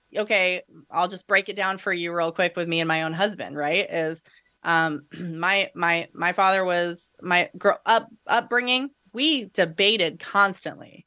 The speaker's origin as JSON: {"language": "English", "country": "United States", "tie": "born or raised there", "said": "We're a white middle class, you know, family growing up in America"}